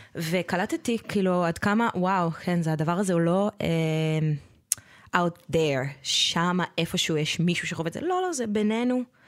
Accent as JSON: {"language": "Hebrew", "country": "Israel", "tie": "born or raised there", "said": "אני גדלתי בקיבוץ"}